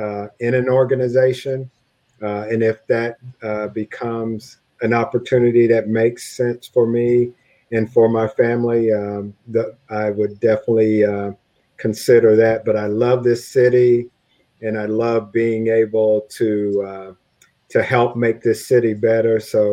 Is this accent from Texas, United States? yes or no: yes; Texas, United States; As I look back as a shy kid growing up in East Texas, I never imagined I would have the opportunity to do all of the neat things that I've done thus far